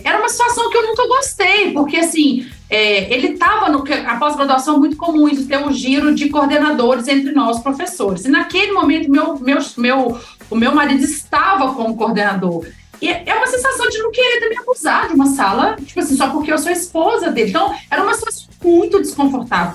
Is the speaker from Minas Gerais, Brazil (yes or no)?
yes; Minas Gerais, Brazil; now in São Paulo, Brazil; eu sou de Minas, eu não tenho família em São Paulo